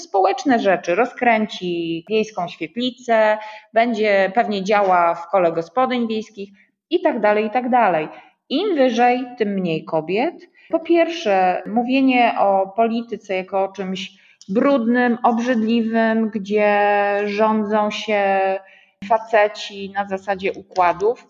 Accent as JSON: {"language": "Polish", "town": "Słupsk", "region": "Pomeranian Voivodeship", "country": "Poland", "tie": "born or raised there", "also_born_or_lived": "Warsaw", "said": "jestem dziewczyną ze Słupska, nie wiem, chodziłam do normalnej podstawówki"}